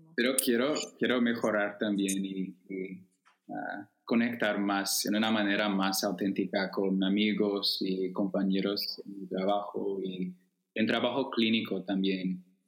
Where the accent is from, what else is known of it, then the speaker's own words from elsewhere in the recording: Chicago, Illinois, United States; Spanish is a second language; also born or lived in Evanston; yo crecí en, cerca de Chicago, en un suburbio al noroeste